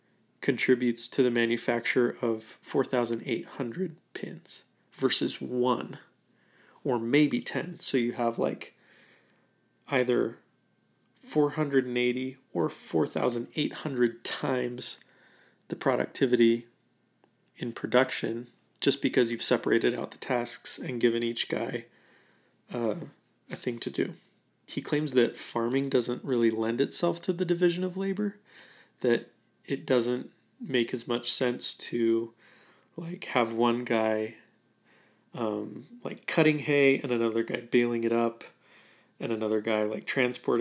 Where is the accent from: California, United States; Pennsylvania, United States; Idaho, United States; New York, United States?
Idaho, United States; I'm from Idaho